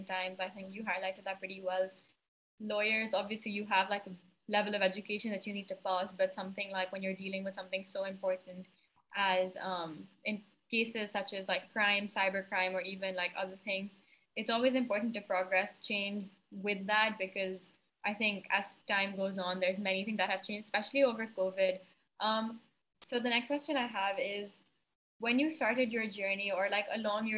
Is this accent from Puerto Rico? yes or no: no; Pakistan